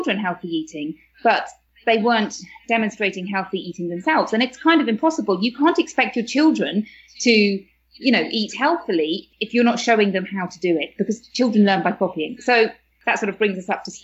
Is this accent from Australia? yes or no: no; United Kingdom; moved away as an adult; now in Spain; you can probably tell from my accent that I'm from the UK